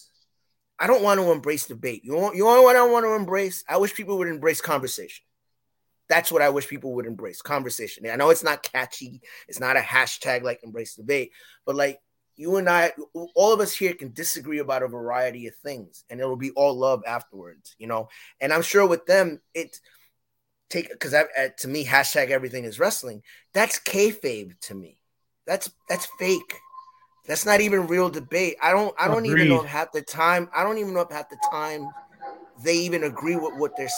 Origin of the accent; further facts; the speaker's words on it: New York, United States; moved away; also born or lived in Boston; I grew up in New York, so it was WFAN. When I was living in Boston, it was WEEI